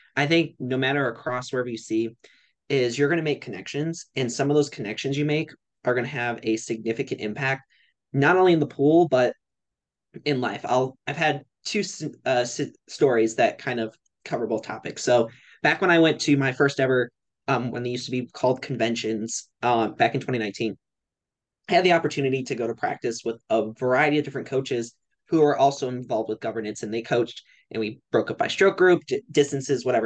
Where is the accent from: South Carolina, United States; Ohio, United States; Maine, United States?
Ohio, United States; Cleveland; I'm from Cleveland, Ohio